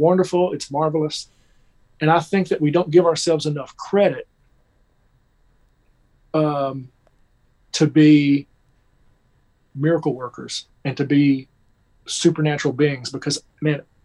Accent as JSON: {"language": "English", "region": "Kentucky", "country": "United States", "tie": "born or raised there", "moved": "as an adult", "lives_now": "Nashville, United States", "said": "I grew up in Kentucky, just about 3 hours from here."}